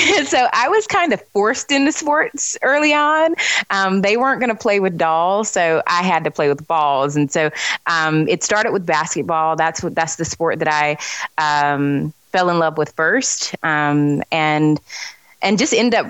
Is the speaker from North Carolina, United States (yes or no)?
yes; Charlotte, North Carolina, United States; also born or lived in Greensboro, North Carolina; I'm from Charlotte, North Carolina